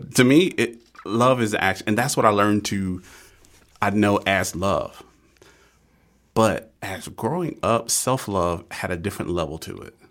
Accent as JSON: {"language": "English", "region": "Georgia", "country": "United States", "tie": "born or raised there", "said": "I grew up in Georgia."}